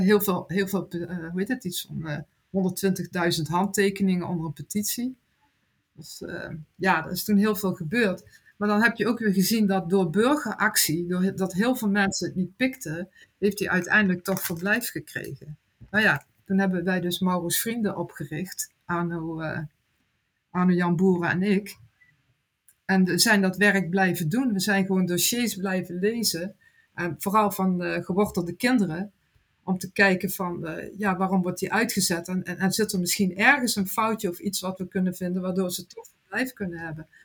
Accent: Netherlands; Ik ben Nederlander

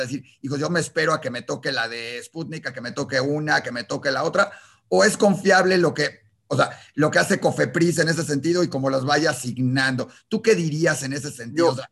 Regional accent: Mexico; en México, que somos importadores de medicinas

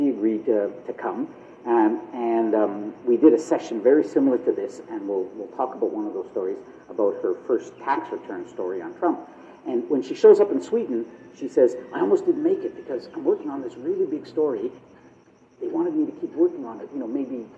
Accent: Canada; I'm from Canada, I work at the CBC

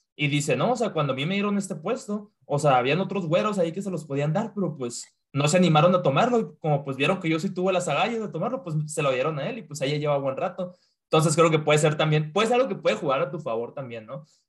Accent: Mexico; moved away; en mi trabajo no, soy el único mexicano

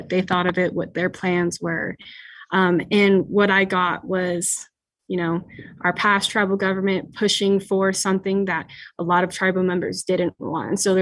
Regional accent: United States; I am from the Fort McDermitt Paiute Shoshone tribe.

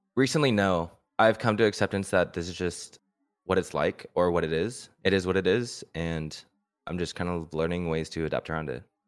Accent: San Luis Obispo County, Central California, United States; I was born and raised in Central California, uh, Slow County

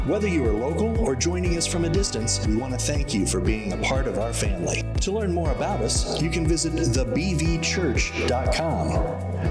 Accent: Rocky Mountains of British Columbia, Canada; now in Indiana, United States; I had the pleasure of growing up in the Rocky Mountains of British Columbia, Canada.

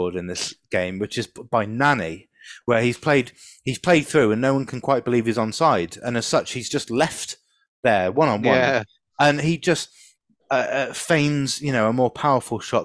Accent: London, United Kingdom; I was born basically in Shepherd's Bush, Hammersmith, so I should be a QPR fan if you're going by proximity to your birthplace

